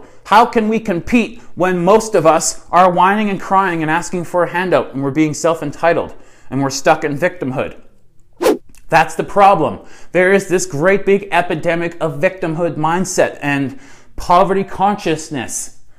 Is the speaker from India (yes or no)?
no; Canada; I'm your neighbor. I'm your Canadian neighbor, right?